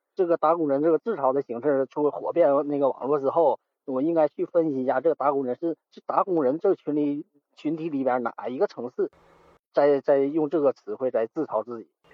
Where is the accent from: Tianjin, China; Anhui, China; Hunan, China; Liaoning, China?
Liaoning, China; 我是东北人，东北辽宁人